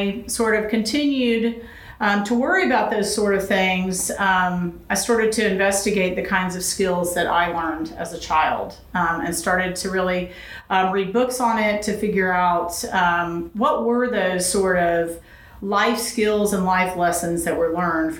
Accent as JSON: {"language": "English", "town": "Huntsville", "region": "Alabama", "country": "United States", "tie": "born or raised there", "also_born_or_lived": "Los Angeles, California", "moved": "as an adult", "said": "I grew up in Alabama, in Huntsville, Alabama"}